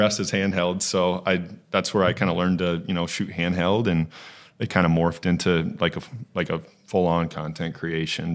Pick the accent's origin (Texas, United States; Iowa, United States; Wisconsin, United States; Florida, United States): Iowa, United States; Okoboji; moved away as an adult; also born or lived in Sioux City, Iowa; now in Des Moines, United States; I grew up in Okaboji. So I've lived in Iowa my whole life